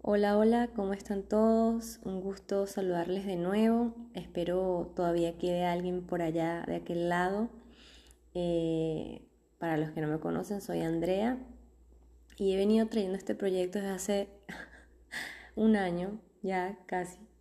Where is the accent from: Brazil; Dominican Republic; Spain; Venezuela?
Venezuela; also born or lived in Argentina; now in Mexico; venimos de Argentina, somos venezolanos, venimos de Argentina